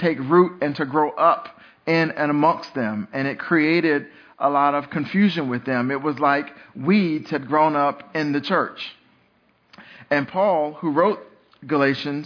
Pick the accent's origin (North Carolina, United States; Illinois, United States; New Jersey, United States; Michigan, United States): North Carolina, United States; I grew up here in North Carolina